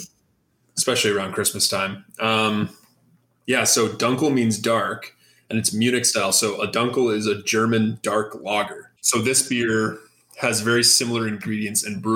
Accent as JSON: {"language": "English", "town": "Guelph", "region": "Ontario", "country": "Canada", "tie": "born or raised there", "said": "I am from Guelph. Yeah, I've been living here pretty much my whole life, except in university"}